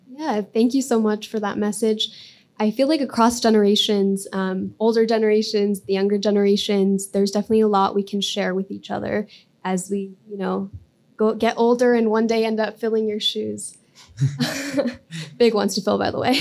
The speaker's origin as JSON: {"language": "English", "region": "Colorado", "country": "United States", "tie": "born or raised there", "said": "growing up in Colorado"}